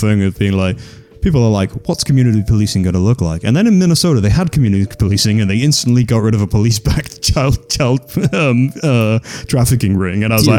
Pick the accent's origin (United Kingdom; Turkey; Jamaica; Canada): United Kingdom; And I am an Irish citizen as well as a British citizen, but that's mostly as a result of the imperialism more than my family being Irish